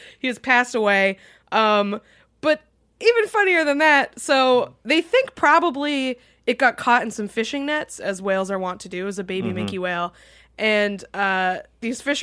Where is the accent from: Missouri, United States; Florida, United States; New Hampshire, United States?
New Hampshire, United States; my home state of New Hampshire